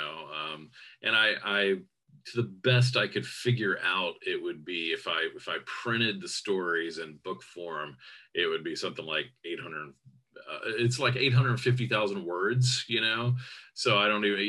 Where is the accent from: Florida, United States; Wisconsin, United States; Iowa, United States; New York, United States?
Florida, United States; Jacksonville; my hometown